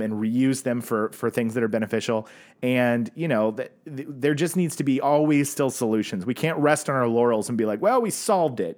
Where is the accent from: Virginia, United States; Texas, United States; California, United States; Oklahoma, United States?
Oklahoma, United States; Tulsa; moved away; people I grew up with in Tulsa